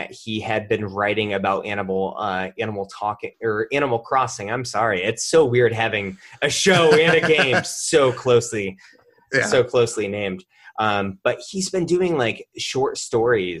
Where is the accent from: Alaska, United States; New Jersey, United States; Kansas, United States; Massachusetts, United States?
Massachusetts, United States; the Berkshires; this is coming from a Northeastern boy, like, I'm from the Berkshires